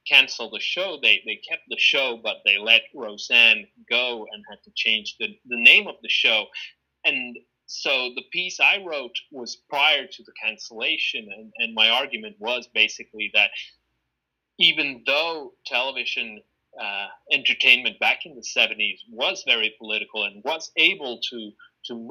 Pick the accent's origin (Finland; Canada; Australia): Finland; growing up in Finland in the 1990s, from a very early age